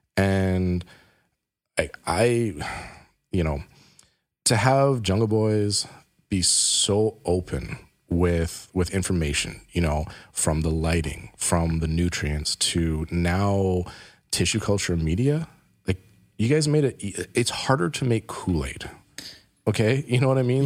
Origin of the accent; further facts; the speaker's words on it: Canada; we're Canadian